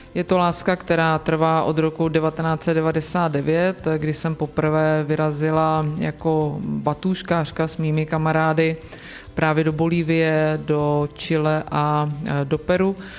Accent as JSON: {"language": "Czech", "town": "Svinary", "region": "Hradec Králové Region", "country": "Czechia", "tie": "born or raised there", "said": "pocházím a mám své kořeny v osadě Dubina"}